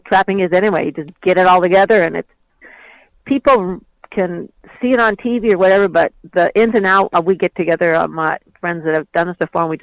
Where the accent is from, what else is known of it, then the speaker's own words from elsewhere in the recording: New York, United States; moved away as an adult; now in Alaska, United States; I was from New York originally.